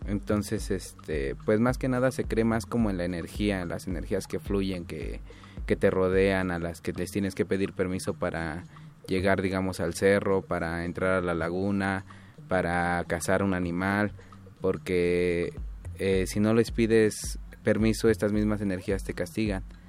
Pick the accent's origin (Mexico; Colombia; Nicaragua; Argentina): Mexico; Gonagash, Oaxaca; yo soy de Gonagash, que significa barro anaranjado